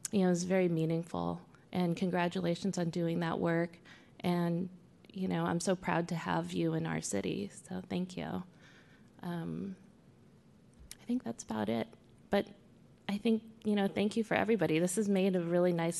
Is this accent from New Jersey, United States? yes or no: no; Fremont, California, United States; also born or lived in Oakland, California / Hayward, California / Union City, California; when I was a kid, I grew up in Fremont, so I grew up in, like, Oakland, Fremont, Hayward, Union City, like in the East Bay